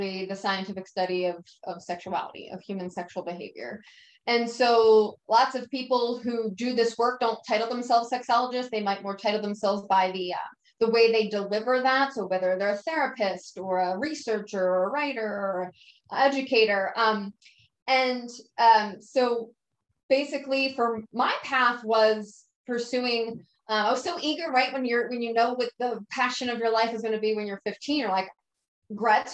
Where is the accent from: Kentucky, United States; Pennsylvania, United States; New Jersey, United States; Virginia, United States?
Pennsylvania, United States; Philadelphia; now in San Diego, United States; I live in San Diego right now. I grew up in Philadelphia